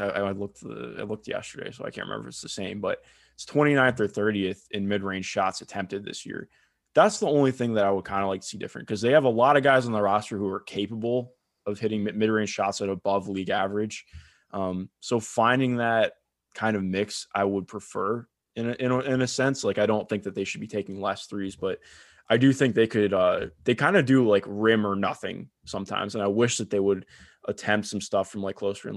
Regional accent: Cleveland, Ohio, United States; you can tell I grew up in Cleveland

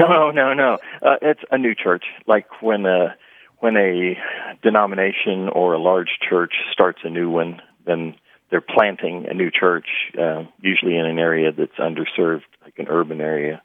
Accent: Midwest, United States; I grew up in the Midwest

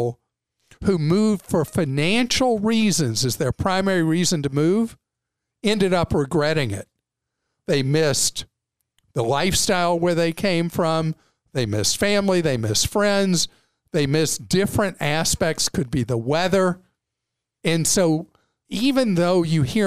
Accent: United States; as an American, obviously I invest in my home country

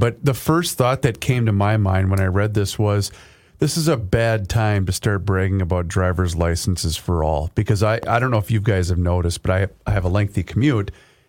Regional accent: Faribault, Minnesota, United States; my hometown of Faribault

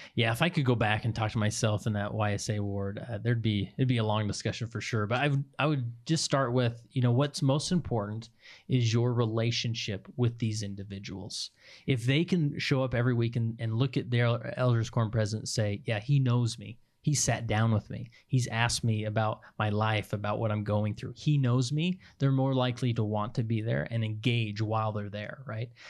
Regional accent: West Valley City, Utah, United States; I grew up in West Valley City, Utah, and went to Granger High

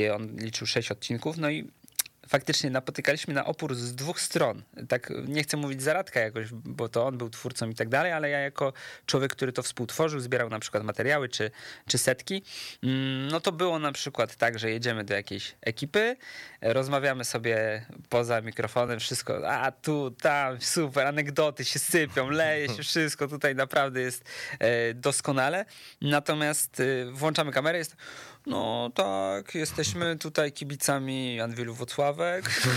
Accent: Łódź, Łódź Voivodeship, Poland; jestem z Łodzi

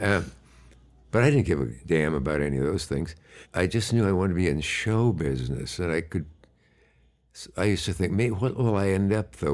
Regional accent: Nebraska, United States; also born or lived in Gibbon, Nebraska; I was born either in Kearney or Hastings, Nebraska.

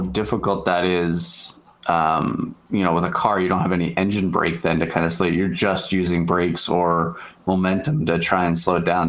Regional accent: Canada; as a Canadian here

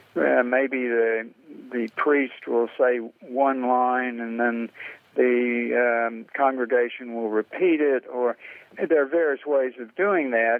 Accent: the American South, United States; being white Southerner

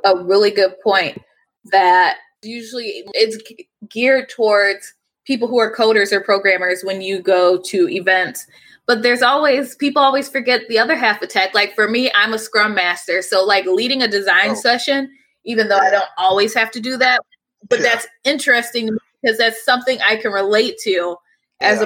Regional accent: Cleveland, Ohio, United States; Growing up in Cleveland

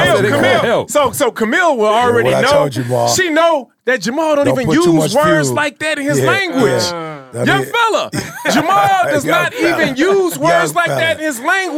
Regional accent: Chicago, Illinois, United States; I'm from Chicago, man.

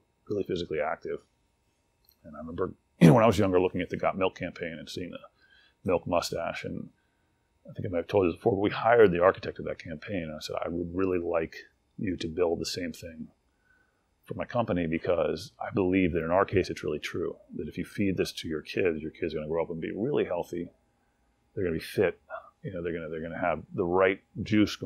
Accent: Washington, District of Columbia, United States; also born or lived in College Park, Maryland; I grew up in Washington, D.C., and in College Park, Maryland.

